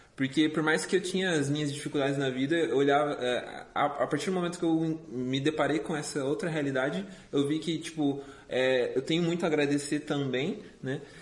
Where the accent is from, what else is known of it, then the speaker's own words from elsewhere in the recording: Joinville, Santa Catarina, Brazil; moved away as an adult; also born or lived in Curitiba; eu sou natural de Santa Catarina, sou joinvilense